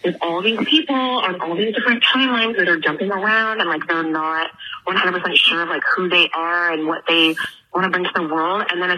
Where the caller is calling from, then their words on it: Toronto, Ontario, Canada; I'm calling from Toronto.